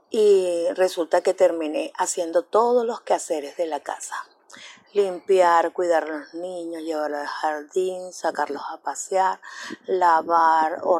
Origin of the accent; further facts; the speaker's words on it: Venezuela; Yo soy una profesional que vengo de Venezuela.